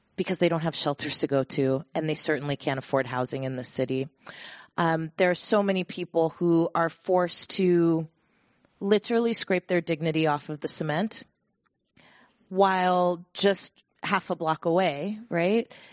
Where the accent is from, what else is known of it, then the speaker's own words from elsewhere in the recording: Bay Area, California, United States; born and raised in the Bay Area